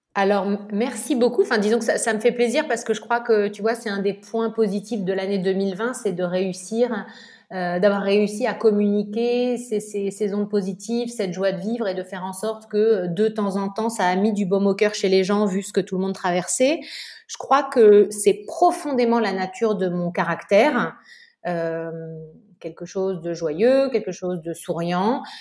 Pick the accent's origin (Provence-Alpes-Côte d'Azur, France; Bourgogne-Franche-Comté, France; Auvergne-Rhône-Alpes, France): Provence-Alpes-Côte d'Azur, France; Nice; moved away as an adult; also born or lived in Paris; j'ai grandi à Nice